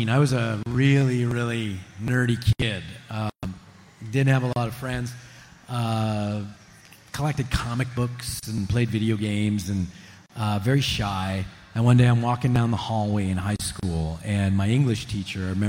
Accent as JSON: {"language": "English", "town": "Montreal", "region": "Quebec", "country": "Canada", "tie": "born or raised there", "also_born_or_lived": "Regina, Saskatchewan"}